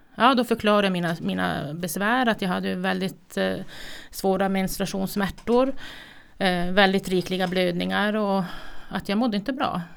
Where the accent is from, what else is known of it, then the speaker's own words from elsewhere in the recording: Kiruna, Norrbotten County, Sweden; Född och uppvuxen i Kiruna